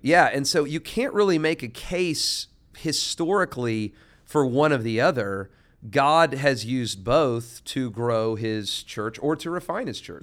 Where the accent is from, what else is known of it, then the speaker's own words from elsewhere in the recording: United States; as an American